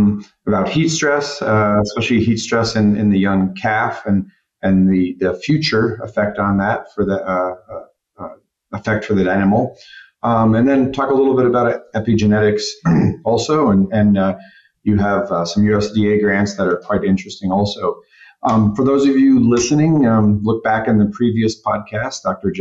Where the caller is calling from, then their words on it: Torreón, Coahuila, Mexico; I'm connecting here from Torreon, Mexico.